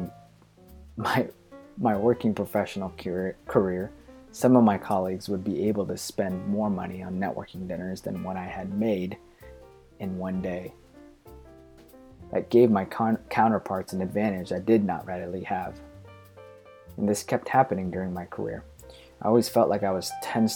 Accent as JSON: {"language": "English", "country": "Philippines", "tie": "born or raised there", "said": "Growing up in the Philippines"}